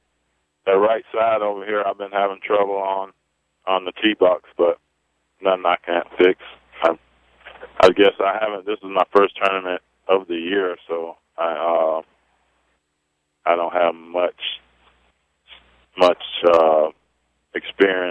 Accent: Clearwater, Florida, United States; also born or lived in Providence, Rhode Island; now in St. Petersburg, United States; I'm from Clearwater, Florida. Moved down from Providence, Rhode Island when I was a little kid, and right now I reside in St. Pete, Florida.

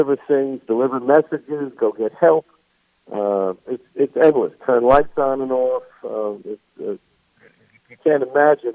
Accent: New York, United States; moved away as an adult; now in South Carolina, United States; I'm a New Yorker. Nobody can tell from my accent, I'm sure, but I am.

